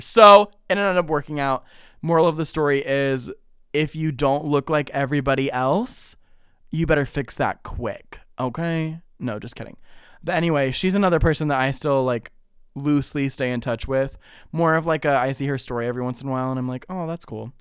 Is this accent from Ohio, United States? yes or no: yes; Ohio, United States; I'm from Ohio